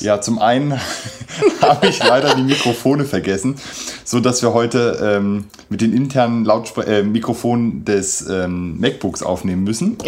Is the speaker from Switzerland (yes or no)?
no; Germany; für uns jetzt als, als Deutsche oder als Europäer